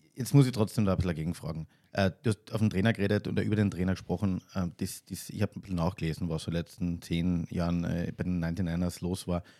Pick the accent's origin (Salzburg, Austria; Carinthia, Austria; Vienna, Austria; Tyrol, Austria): Carinthia, Austria; als Kärntner